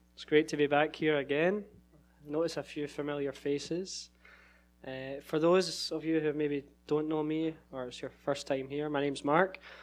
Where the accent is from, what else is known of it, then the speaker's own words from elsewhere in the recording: Scotland, United Kingdom; moved away as an adult; now in Sacramento, United States; so I'm from Scotland originally